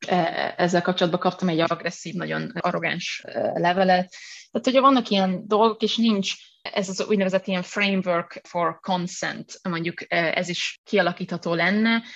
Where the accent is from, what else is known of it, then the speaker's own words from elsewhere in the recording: Hungary; ahonnan jövök